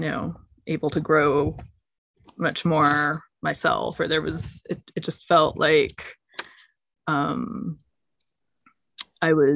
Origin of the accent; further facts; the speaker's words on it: United States; moved away as an adult; also born or lived in London, United Kingdom; as an American